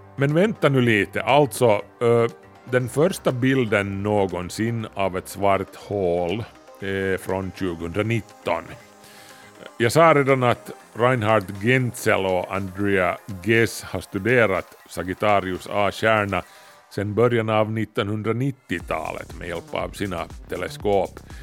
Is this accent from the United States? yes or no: no; Kauniainen, Uusimaa, Finland; Stenbergsvägen 8, 02700 Grankulla, Finland